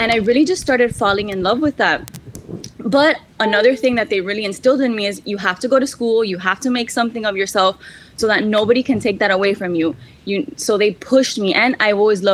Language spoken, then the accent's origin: English; Miami, Florida, United States; also born or lived in San Francisco; I was born and raised in Miami